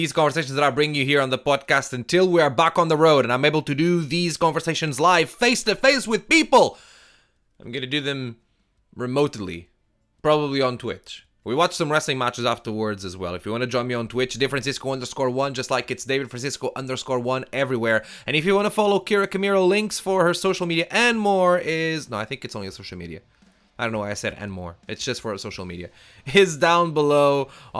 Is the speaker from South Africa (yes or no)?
no; Portugal; now in London, United Kingdom; I'm from Portugal